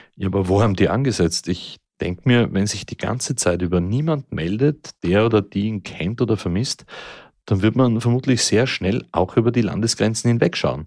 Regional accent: Austria; hier bei uns in Österreich

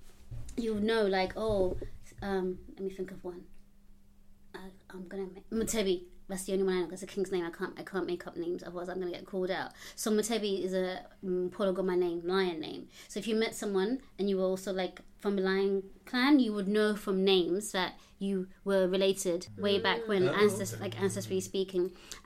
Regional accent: Buganda, Uganda; English is a second language; Ugandan. I'm Ugandan, mm-hmm. And I come from Buganda Kingdom.

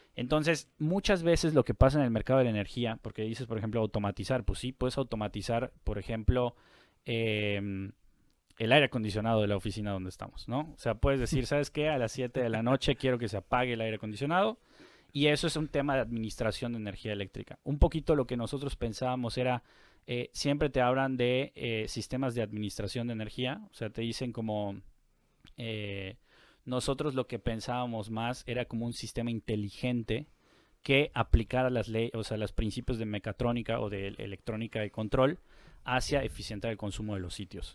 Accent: Mérida, Yucatán, Mexico; now in Monterrey, Mexico; soy de La Blanca, Mérida

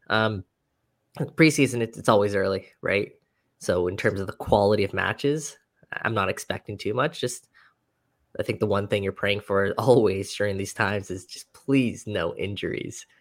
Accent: Richmond Hill, Ontario, Canada; I am from Richmond Hill

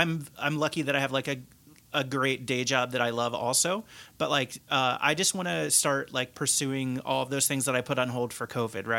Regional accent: southeastern corner of Indiana, United States; moved away; also born or lived in Cincinnati, Ohio; back in my hometown area, which is in the southeastern corner of Indiana.

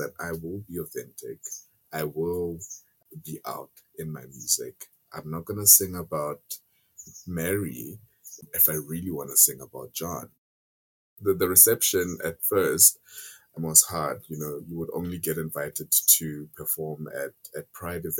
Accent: South Africa; I love my home country

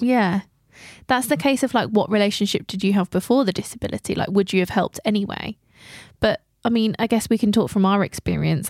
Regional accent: England, United Kingdom; We're so English.

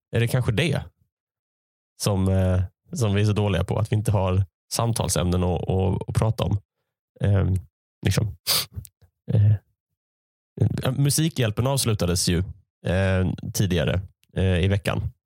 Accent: Malmö, Skåne, Sweden; moved away as an adult; now in Gothenburg, Sweden; Jag är uppvuxen i Malmö

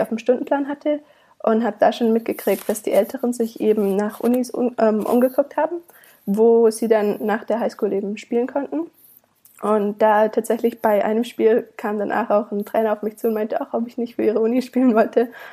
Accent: Königsfeld im Schwarzwald, Baden-Württemberg, Germany; moved away as an adult; also born or lived in Canada; now in Savannah, United States; Ich komme aus einem winzigen Kaff äh, im Schwarzwald

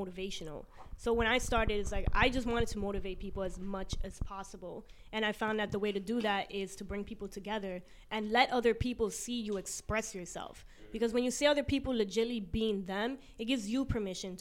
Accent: New York City, New York, United States; I'm Colombian, but I'm from Queens.

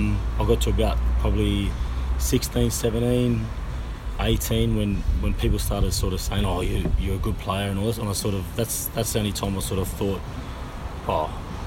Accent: Sydney, New South Wales, Australia; I grew up in the inner city, the South Sydney sort of area.

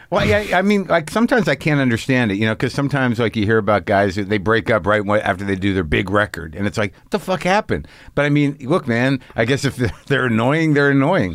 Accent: New Mexico, United States; I grew up in New Mexico

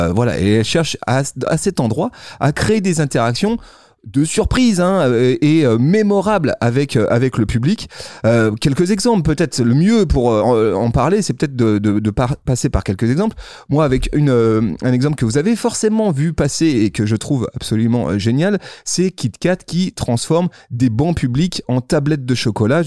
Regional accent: Lyon, Auvergne-Rhône-Alpes, France; chez nous à Lyon

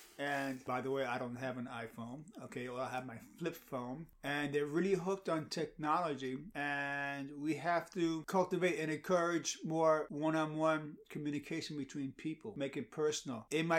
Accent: New York City, New York, United States; I'm from the Bronx

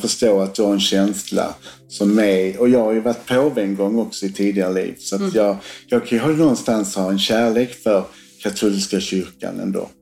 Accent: Sweden; Sverige där jag kommer ifrån

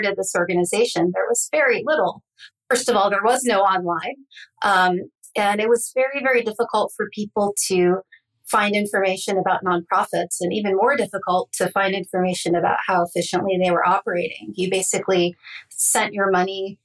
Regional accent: Northeast Ohio, United States; I grew up in Northeast Ohio, not, you know, about 45 minutes away from Cleveland, not far from Kent State University

